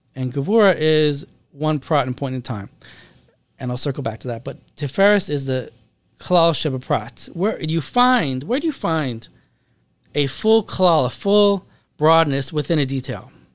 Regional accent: Seattle, Washington, United States; I grew up in Seattle, Washington

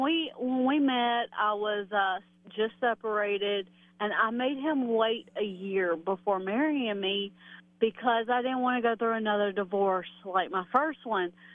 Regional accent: Texas, United States; I'm from Texas

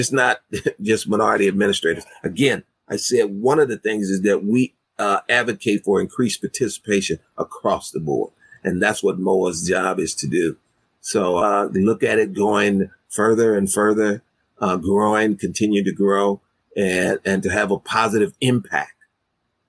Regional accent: Kansas City, Missouri, United States; My hometown. Born and raised here.

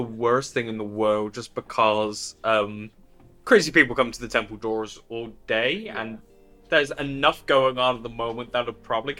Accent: United Kingdom; as the British half of the show

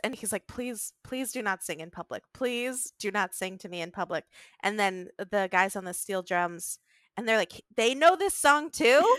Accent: Virginia, United States; I grew up in Virginia

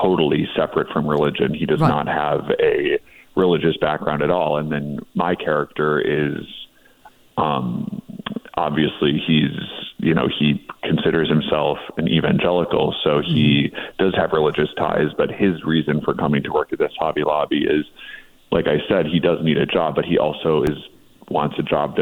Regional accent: Midwest, United States; now in Los Angeles, United States; I grew up in the Midwest

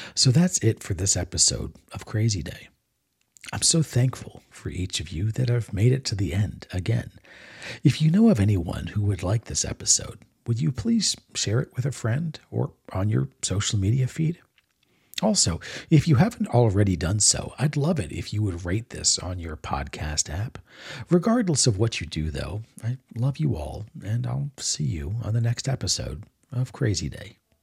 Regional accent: Maryland, United States; moved away as an adult; also born or lived in Texas / Florida; growing up in Maryland

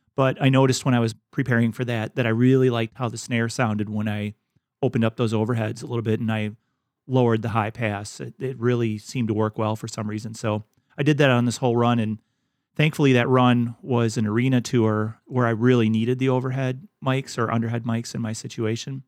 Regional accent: Wisconsin, United States; my home state of Wisconsin

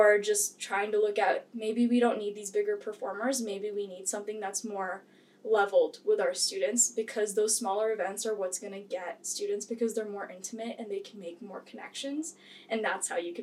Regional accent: Philippines; also born or lived in Hawaii; So I am actually from the Philippines

